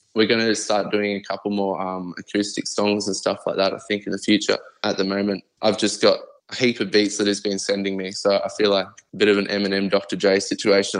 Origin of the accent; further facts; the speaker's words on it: Brisbane, Queensland, Australia; I'm Aussie all the way through, man. I'm always going to rap aussie, in Queensland, Brizzy City, 100%.